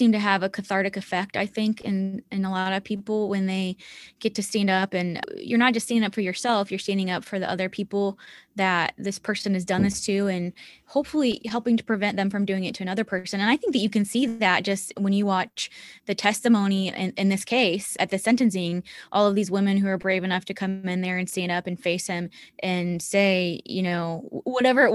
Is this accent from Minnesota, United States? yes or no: no; Indianapolis, Indiana, United States; I'm from Indianapolis